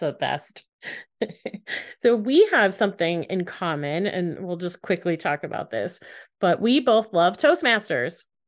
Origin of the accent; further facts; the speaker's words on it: United States; as an American.